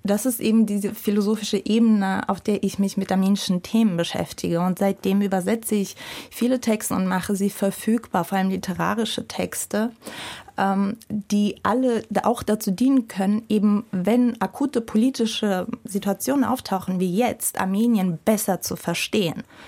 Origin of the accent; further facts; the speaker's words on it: Russia; now in Germany; Ich bin in Russland aufgewachsen